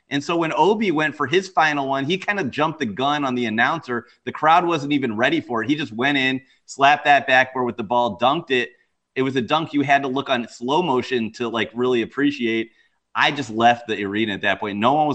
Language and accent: English; Cleveland, Ohio, United States; I came into Cleveland, my hometown, so I'm from Cleveland